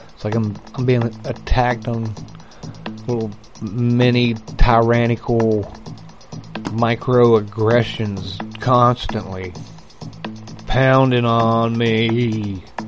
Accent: United States; I grew up in a, in America where they didn't hate um, anybody that believed in God and Jesus.

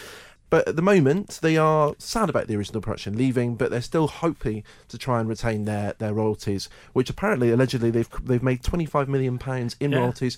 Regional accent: Edinburgh, Scotland, United Kingdom; I come from Edinburgh, and the Edinburgh Playhouse is my local venue

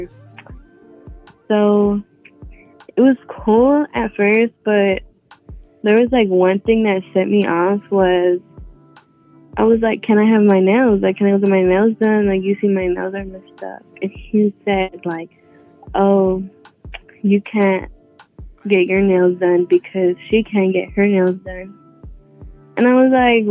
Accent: Los Angeles, California, United States; I'm from LA.

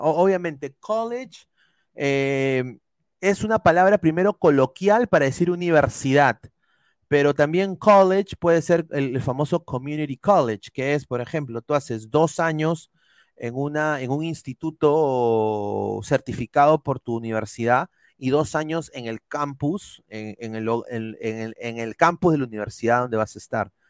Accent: Peru; nos jode como peruanos

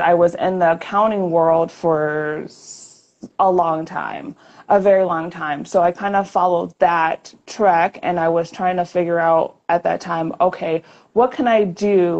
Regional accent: Chicago, Illinois, United States; moved away as an adult; now in Las Vegas, United States; I'm originally from Chicago

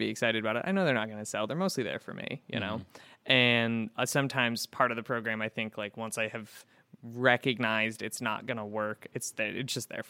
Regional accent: West Coast, United States; moved away as an adult; also born or lived in Florida; now in Syracuse, United States; I'm not from here, and I grew up on the West Coast, and when I moved to the East Coast, I moved to Florida when I was 19

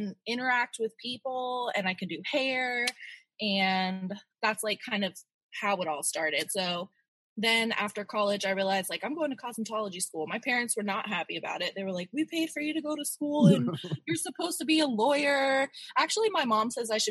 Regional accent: St. Petersburg, Florida, United States; also born or lived in Orlando, Florida; I'm here in St. Petersburg, Florida, and I pretty much grew up here

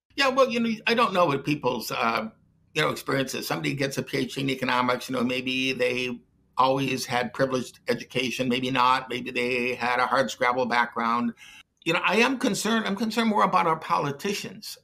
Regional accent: Detroit, Michigan, United States; I grew up in Detroit

